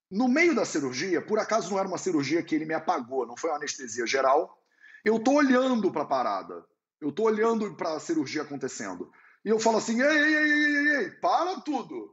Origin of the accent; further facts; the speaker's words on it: Barbacena, Minas Gerais, Brazil; que me lembra a minha avó lá em Minas Gerais, quando eu era criança pequena lá em Barbacena